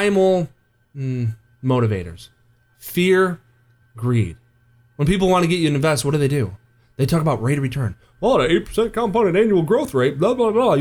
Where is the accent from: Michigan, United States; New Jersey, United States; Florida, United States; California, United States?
Michigan, United States; just outside of East Lansing; I grew up just outside of East Lansing, grew up a Michigan fan